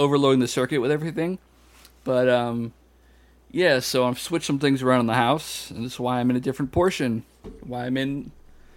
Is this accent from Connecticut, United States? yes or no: yes; Connecticut, United States; now in Florida, United States; I'm from Connecticut